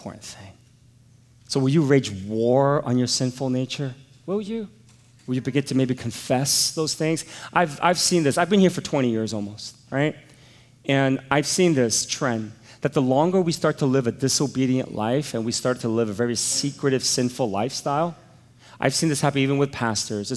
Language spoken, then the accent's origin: English; United States; I'm an American.